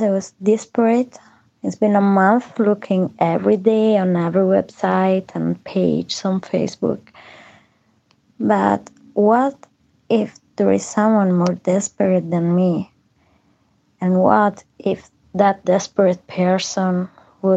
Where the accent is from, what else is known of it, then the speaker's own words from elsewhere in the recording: Sardinia, Italy; moved away as an adult; now in Dublin, Ireland; I'm from Italy